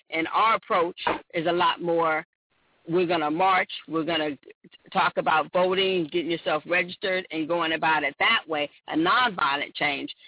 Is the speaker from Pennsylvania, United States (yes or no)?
no; Oakland, California, United States; I was born and raised in Oakland, California